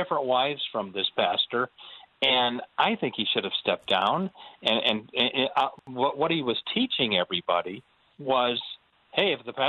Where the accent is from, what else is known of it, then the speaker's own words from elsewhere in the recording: Omaha, Nebraska, United States; moved away; the church I grew up in Omaha, partly grew up in, wonderful church